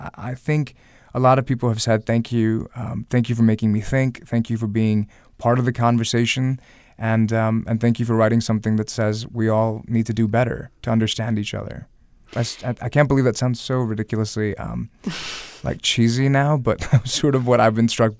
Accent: the South, United States; I'm here in Virginia, where I'm a Southerner as well.

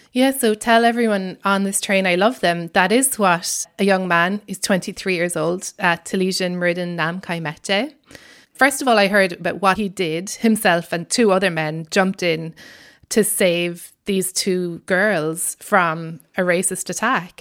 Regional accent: Ireland; accent: Irish; now in United States

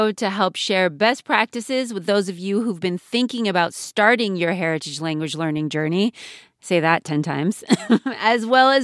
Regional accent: California, United States; I was born and raised in California

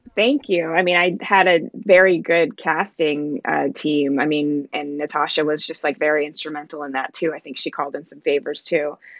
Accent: Jamaica; now in United States; I'm um I'm Jamaican

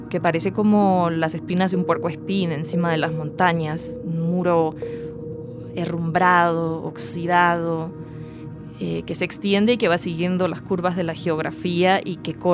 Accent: Montevideo, Uruguay; Yo crecí cerca de la Rambla, de la playa, en una ciudad donde, bueno, el viento te lleva volando.

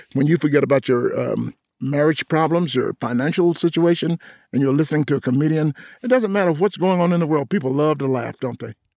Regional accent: Atlanta, Georgia, United States; moved away; also born or lived in New York; I grew up in Atlanta, and being a Southern k-, kid

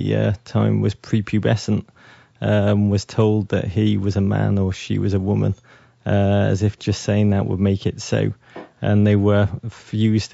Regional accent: Liverpool, North West England, United Kingdom; moved away; I'm from Liverpool, England, which is a remarkable place to come of age

